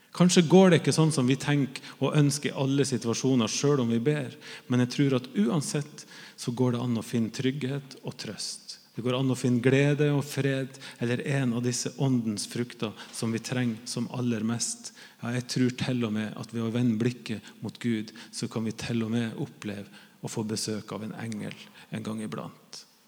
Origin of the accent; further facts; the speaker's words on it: Northern Norway, Norway; jeg er jo nordlending